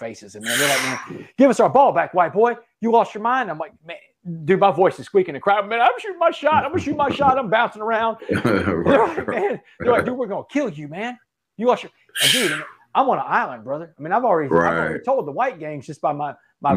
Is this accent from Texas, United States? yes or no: yes; Port Arthur, Texas, United States; I grew up in Port Arthur, Texas, man. I grew up around blacks all my life in a predominantly black town.